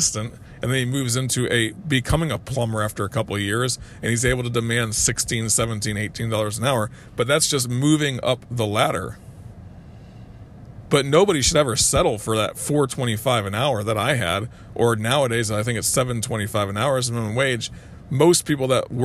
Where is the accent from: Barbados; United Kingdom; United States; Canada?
United States; Kissimmee, Florida; I grew up in Kissimmee, Florida at the time.